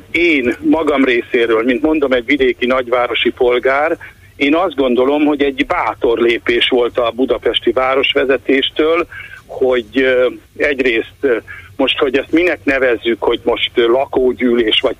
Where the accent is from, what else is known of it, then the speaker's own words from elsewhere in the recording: Hungary; Na most én vidéki, nagyvárosi ember vagyok, nem budapesti vagyok